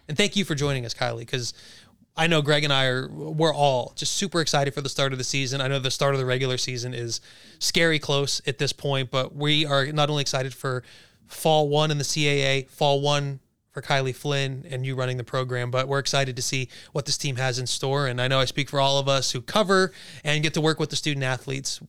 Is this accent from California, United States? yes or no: no; New Jersey, United States; moved away; we're all from Jersey